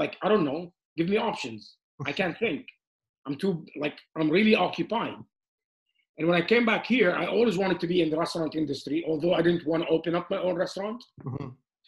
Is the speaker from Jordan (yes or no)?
yes; Amman, Amman Governorate, Jordan; now in Canada; I was born in Amman, Jordan, and I moved to Canada with my family, with my parents in 1986. I finished high school and university here